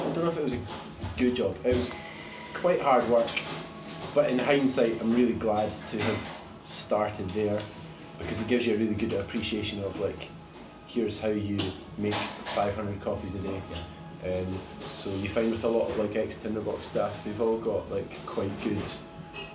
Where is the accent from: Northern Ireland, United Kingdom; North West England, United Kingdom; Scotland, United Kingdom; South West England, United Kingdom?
Scotland, United Kingdom; Perth; moved away as an adult; now in Glasgow, United Kingdom; So I'm originally from Perth. So I moved through to Glasgow like 15 years ago for uni